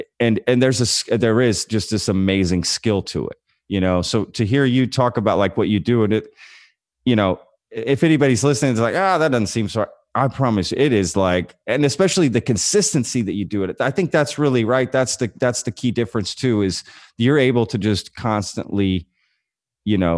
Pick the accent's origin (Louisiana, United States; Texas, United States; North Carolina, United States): Texas, United States; I grew up in Texas